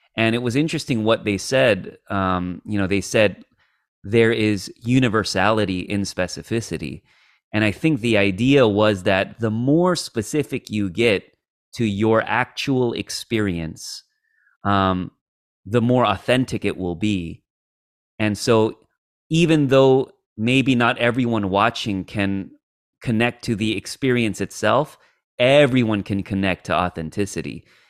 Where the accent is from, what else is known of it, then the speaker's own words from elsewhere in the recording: United States; second generation Korean American like myself who, like, my parents were immigrants So, like, I grew up with a very, like, Kore-, you know, traditional Korean upbringing, um, but then I grew up in America